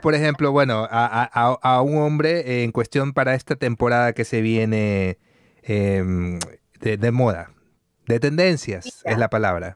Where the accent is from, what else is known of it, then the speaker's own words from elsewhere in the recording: Guayaquil, Guayas, Ecuador; accent: guayaco; moved away; mi acento es guayaco, le digo. Yo soy guayaco